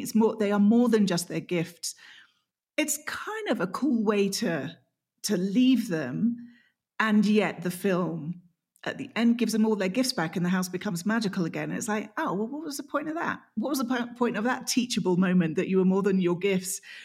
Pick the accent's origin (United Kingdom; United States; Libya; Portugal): United Kingdom; England; I'm English